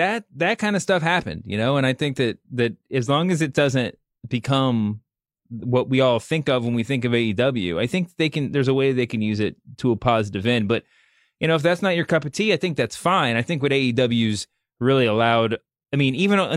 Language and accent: English; Louisville, Kentucky, United States; I was born and raised in Louisville